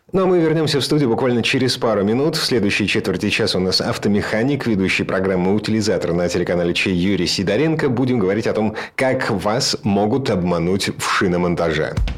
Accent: Kirov, Kirov Oblast, Russia; now in Saint Petersburg, Russia; у меня на родине в городе Кирове.

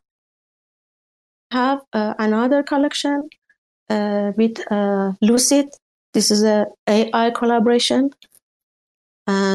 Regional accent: Iran; English is a second language; I'm from Iran

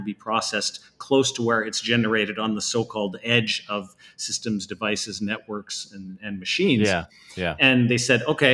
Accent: Northern Alberta, Canada; now in Bay Area, United States; I'm from Northern Alberta originally. I was surrounded by the oil industry back then

